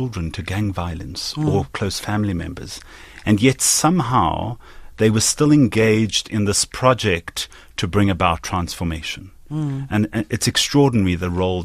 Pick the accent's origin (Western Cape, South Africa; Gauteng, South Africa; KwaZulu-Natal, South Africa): Gauteng, South Africa; Johannesburg; I have been privileged growing up in Johannesburg